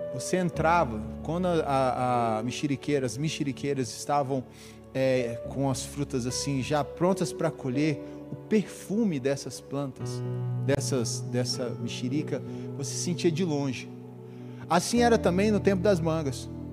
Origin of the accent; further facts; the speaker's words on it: Dourados, Mato Grosso do Sul, Brazil; Eu sou de uma cidade do interior, hoje não tão interior, mas ainda é uma cidade agrícola. Sou de Dourados, Mato Grosso do Sul